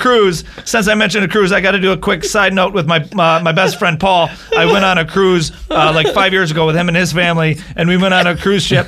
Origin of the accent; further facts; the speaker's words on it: Bay City, Michigan, United States; moved away as an adult; also born or lived in Florida; I moved out of Bay City, Michigan, out of my hometown